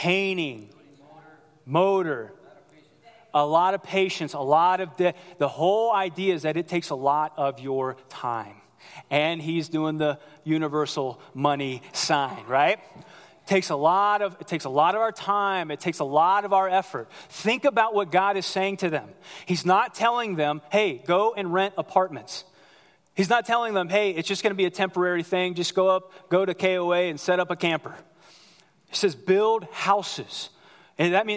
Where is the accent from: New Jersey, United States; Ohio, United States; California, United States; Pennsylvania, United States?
Ohio, United States; moved away as an adult; also born or lived in Central Florida; I grew up in the great state of Ohio.